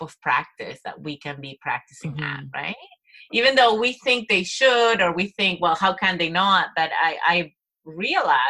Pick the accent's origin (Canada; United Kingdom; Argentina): Argentina; moved away; I'm from Latin America. I'm from Argentina.